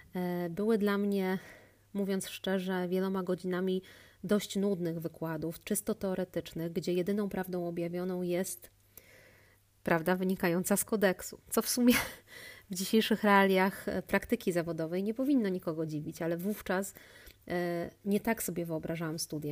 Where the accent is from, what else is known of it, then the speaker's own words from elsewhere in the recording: Łódź, Łódź Voivodeship, Poland; pochodzę z Łodzi